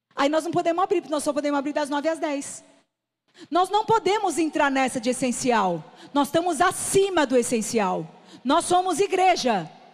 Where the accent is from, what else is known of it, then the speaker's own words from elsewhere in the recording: São Paulo, Brazil; now in Ceará, Brazil; Eu sou paulista.